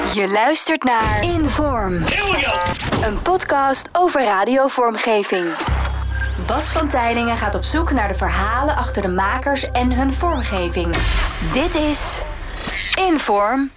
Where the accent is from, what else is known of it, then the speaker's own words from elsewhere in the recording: Haarlem, North Holland, Netherlands; ik ben opgegroeid in Haarlem